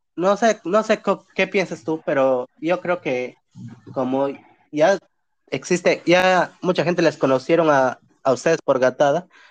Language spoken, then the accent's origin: Spanish; Pucallpa, Ucayali, Peru; yo soy de Apucalpa